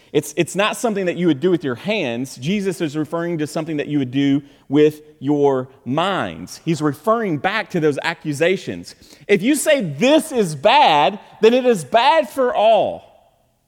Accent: Kentucky, United States; we're from Kentucky.

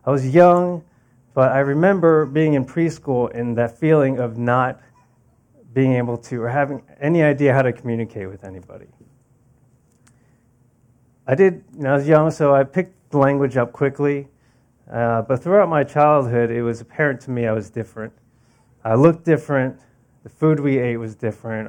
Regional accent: New York City, New York, United States; now in New Jersey, United States; I was born in 1981 in Queens, New York

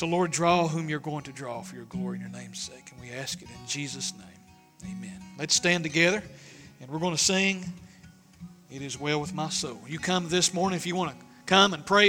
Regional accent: East Tennessee, United States; I'm proud to be a hillbilly from East Tennessee

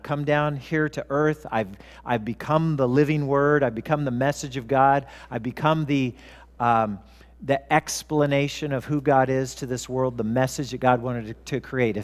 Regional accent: Southern California, United States; I grew up in Southern California

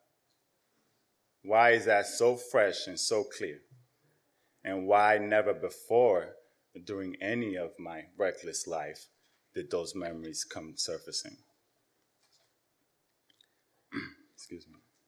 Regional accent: New York City, New York, United States; also born or lived in Yonkers, New York; I was born here in New York City. My parents came from Dominican Republic as first generation immigrants. Around my 10th birthday, my parents decided to move to Yonkers

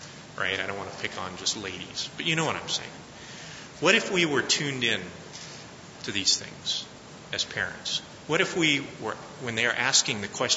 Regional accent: Colorado, United States; I'm from Colorado

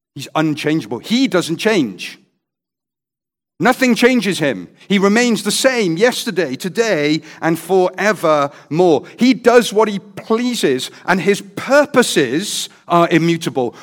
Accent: Wales, United Kingdom; I'm a Welshman

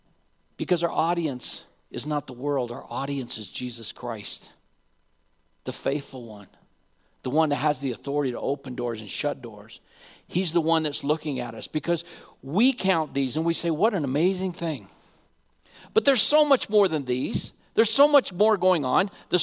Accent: Laramie, Wyoming, United States; I want you to know that I'm a cowboy fan too. I grew up in Laramie, Wyoming.

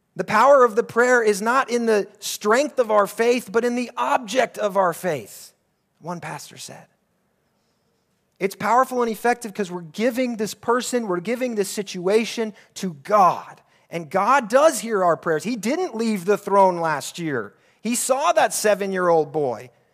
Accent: United States; moved away as an adult; now in Abu Dhabi, United Arab Emirates; my hometown back in the U S

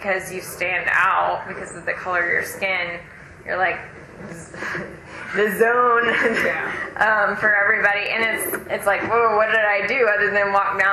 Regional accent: Maryland, United States; moved away; also born or lived in Georgia / South Carolina; I grew up in Maryland

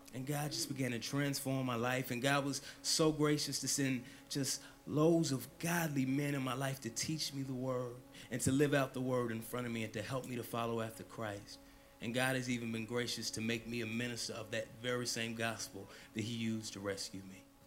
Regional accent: the Bible Belt, the South, United States; I grew up in the Bible Belt

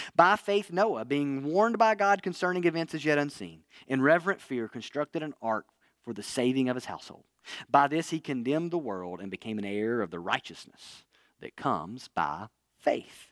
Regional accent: Northwest Alabama, United States; moved away; where I grew up in Northwest Alabama

